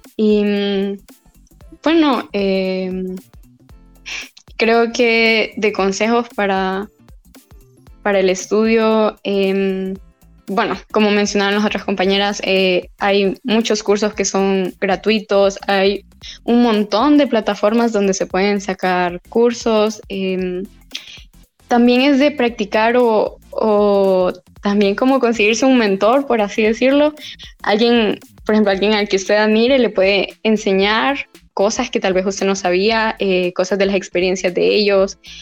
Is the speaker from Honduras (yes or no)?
yes; La Esperanza, Intibucá, Honduras; moved away as an adult; now in Tegucigalpa, Honduras; yo soy de la Esperanza Intibucá